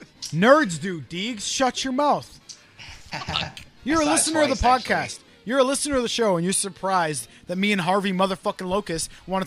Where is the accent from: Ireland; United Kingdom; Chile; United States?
United Kingdom; now in Canada; I'm not Canadian. I'm British